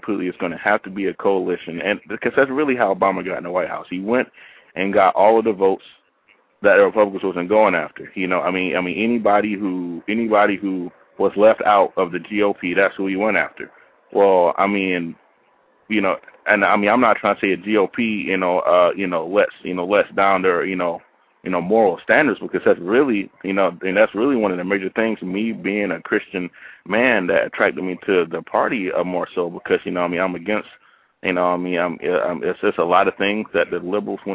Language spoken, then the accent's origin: English; the South, United States; I grew up in the South